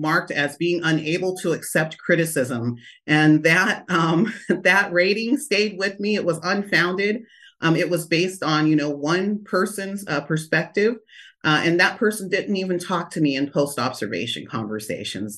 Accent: Lodi, California, United States; also born or lived in Stockton, California; I was born in Stockton and, uh, raised in Lodi, California

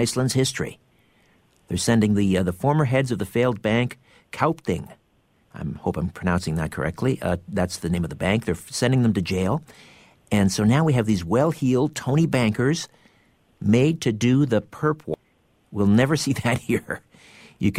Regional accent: Canada; I'm Canadian

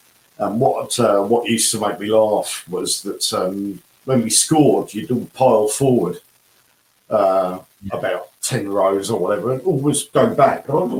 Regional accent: South East England, United Kingdom; born there; also born or lived in Norwich

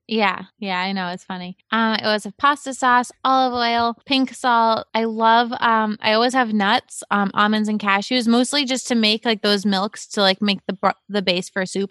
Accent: Cape Cod, Massachusetts, United States; I grew up in Cape Cod

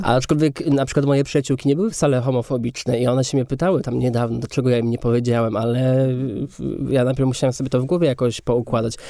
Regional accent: Kędzierzyn-Koźle, Opole Voivodeship, Poland; moved away; also born or lived in Katowice; do Kędzierzyna Koźla, gdzie ja się wychowywałem.

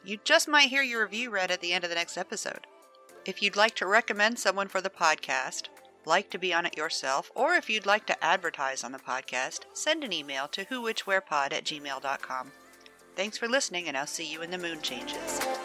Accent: Virginia, United States; I'm from Virginia.

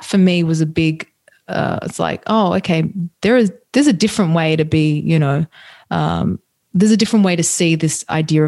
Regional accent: Australia; growing up in Australia, but my parents being from Italy, so Italian heritage

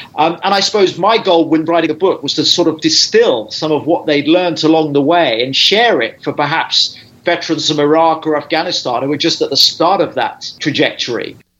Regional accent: United Kingdom; I'm a British journalist

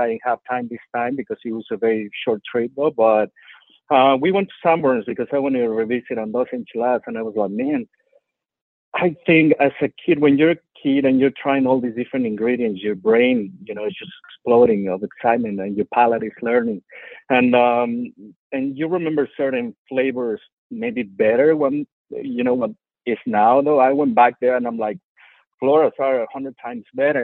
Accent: Mexico City, Mexico; also born or lived in Cuernavaca, Morelos, Mexico; now in Houston, United States; the dishes that I loved as a kid growing up in Mexico City and Cuernavaca

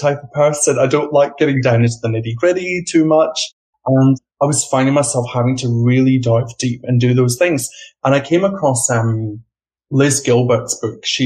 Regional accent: Scotland, United Kingdom; moved away as an adult; also born or lived in London, United Kingdom; now in Australia; I grew up in Scotland and I worked in the UK

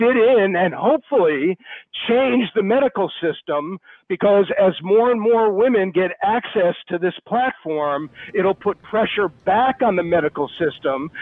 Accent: Rhode Island, United States; my home state of Rhode Island.

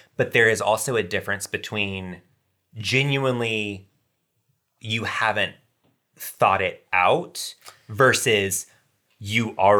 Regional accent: Macon, Georgia, United States; moved away as an adult; now in Atlanta, United States; my hometown in Macon, Georgia

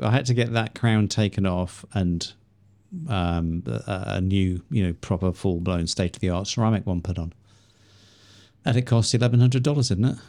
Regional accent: Liverpool, North West England, United Kingdom; accent: Scouse; moved away; also born or lived in Chiang Mai, Thailand; same place as you originally

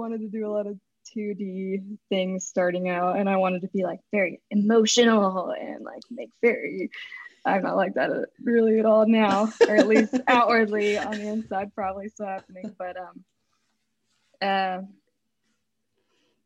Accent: Chattanooga, Tennessee, United States; I grew up in Chattanooga, Tennessee

